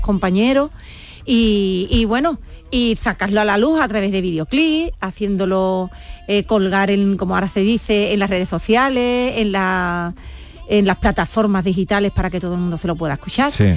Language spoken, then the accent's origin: Spanish; Jerez de la Frontera, Andalusia, Spain; aquí en el, ayuntamiento de mi tierra, de Jerez